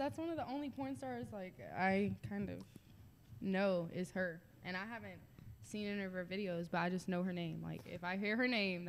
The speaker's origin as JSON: {"language": "English", "town": "Union City", "region": "Georgia", "country": "United States", "tie": "born or raised there", "also_born_or_lived": "Gwinnett County, Georgia / Atlanta, Georgia / Sandy Springs, Georgia", "said": "I grew up in Union City, and I spent time in Gwinnett."}